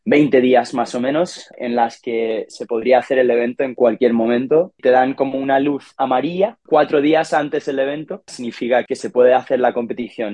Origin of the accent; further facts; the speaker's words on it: Ibiza, Balearic Islands, Spain; yo nací en Ibiza en 1996